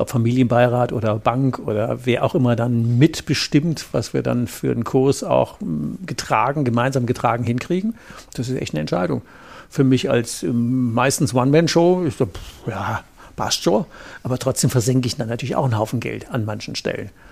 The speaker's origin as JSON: {"language": "German", "region": "Rhineland", "country": "Germany", "said": "bei uns im Rheinland"}